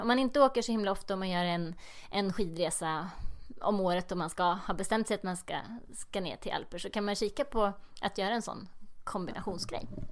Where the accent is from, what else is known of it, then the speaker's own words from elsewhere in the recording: Eskilstuna, Södermanland, Sweden; also born or lived in Lindvallen; Jag är från Eskilstuna